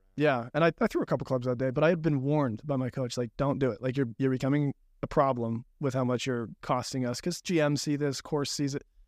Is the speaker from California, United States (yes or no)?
yes; Malibu, California, United States; I grew up in Malibu